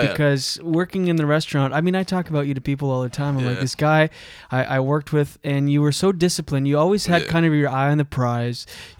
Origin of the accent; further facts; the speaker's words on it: Moncton, New Brunswick, Canada; moved away; because I'm from Moncton, New Brunswick, which is 2.5 hours up the road.